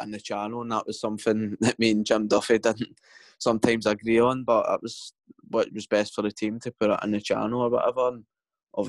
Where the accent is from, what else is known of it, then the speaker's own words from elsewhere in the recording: Paisley, Scotland, United Kingdom; I'm from Paisley, so a lot of my friends are St Mirren fans